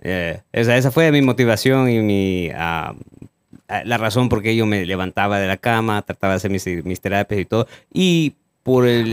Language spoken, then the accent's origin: Spanish; El Salvador; moved away; de donde yo soy